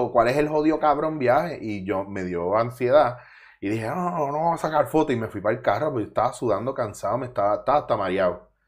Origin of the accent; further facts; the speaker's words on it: Mayagüez, Puerto Rico; moved away as an adult; also born or lived in Bronx, New York, United States / Ponce, Puerto Rico / Cabo Rojo, Puerto Rico; now in Barcelona, Spain; bueno, en verdad nací en el Bronx, me crié en Mayagüez